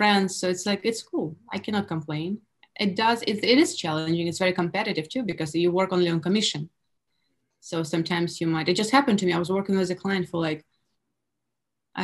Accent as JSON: {"language": "English", "country": "Russia", "second_language": "English", "moved": "yes", "lives_now": "United States", "said": "me being Russian in America"}